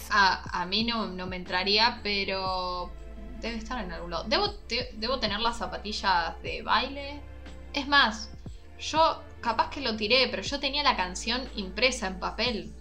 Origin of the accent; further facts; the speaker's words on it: Argentina; siendo argentina, nacida en la tierra de Vita